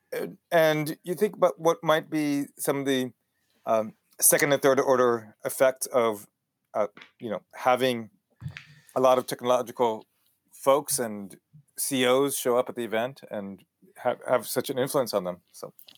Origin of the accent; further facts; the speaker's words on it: El Paso, Texas, United States; accent: Israeli Texan; also born or lived in Israel; grew up in Texas, which gives me a really weird accent